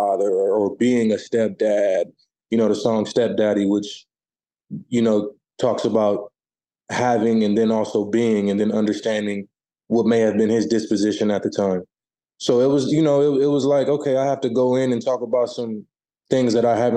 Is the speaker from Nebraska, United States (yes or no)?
yes; Omaha, Nebraska, United States; my hometown of Omaha